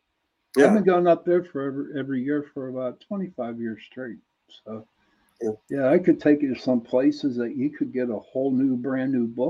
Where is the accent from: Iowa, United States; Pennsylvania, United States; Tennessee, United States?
Pennsylvania, United States; Pittsburgh; But I'm from Pittsburgh.